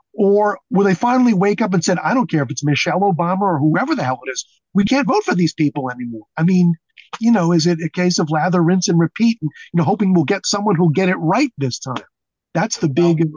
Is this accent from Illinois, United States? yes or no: no; New York City, New York, United States; moved away; a Jew from Brooklyn